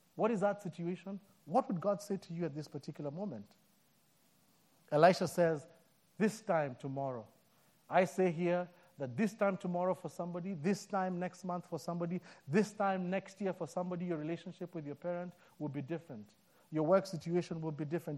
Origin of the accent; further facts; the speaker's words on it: Kenya; moved away; I'm born and raised in Africa, in Kenya